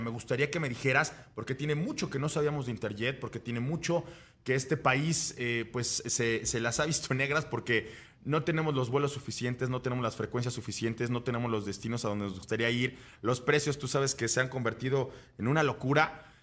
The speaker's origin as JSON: {"language": "Spanish", "country": "Mexico"}